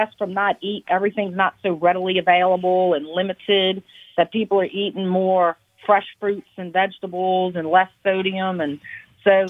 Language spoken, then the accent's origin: English; New Orleans, Louisiana, United States; When people ask me where I'm from, I say I'm from New Orleans.